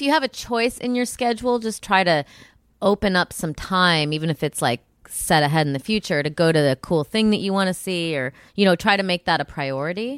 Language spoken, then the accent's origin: English; Illinois, United States; I'm from Illinois.